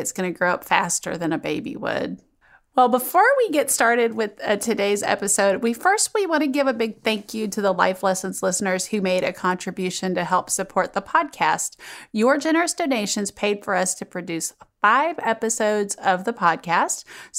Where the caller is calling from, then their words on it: Long Island, New York, United States; I'm writing from Long Island, New York.